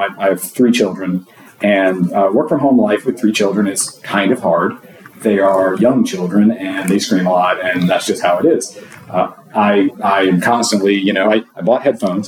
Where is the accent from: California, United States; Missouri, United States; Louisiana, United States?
Louisiana, United States; I'm from Louisiana. I work for a healthcare uh, provider in Louisiana